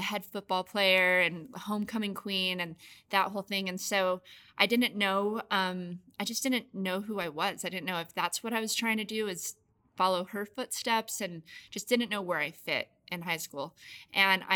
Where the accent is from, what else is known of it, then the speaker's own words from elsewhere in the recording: Las Vegas, Nevada, United States; I grew up in Las Vegas